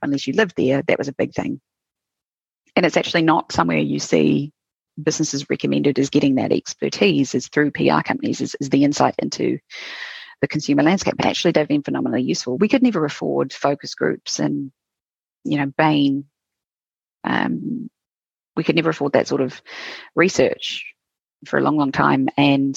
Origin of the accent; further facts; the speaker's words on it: New Zealand; being a Kiwi entrepreneur